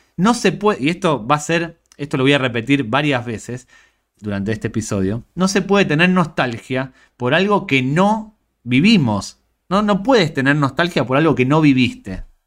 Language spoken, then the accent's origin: Spanish; Argentina; Yo tenía cuatro o cinco canales de pequeño en Argentina